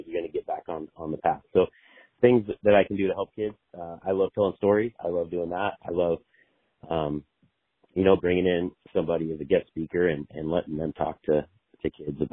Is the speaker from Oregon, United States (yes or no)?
yes; Sweet Home, Oregon, United States; So I grew up in Sweet Home. I grew up, you know, on a farm